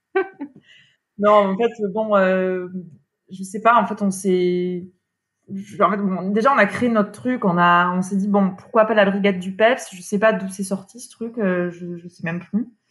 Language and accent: French; France; now in Paris, France; je suis originaire des Pyrénées